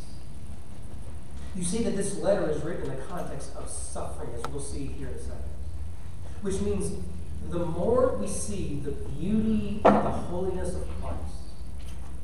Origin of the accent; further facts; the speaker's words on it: the South, United States; I'm a country boy from the South